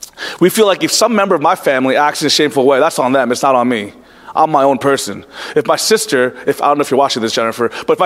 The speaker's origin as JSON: {"language": "English", "country": "United States", "also_born_or_lived": "Orlando, Florida", "said": "individualistic American people"}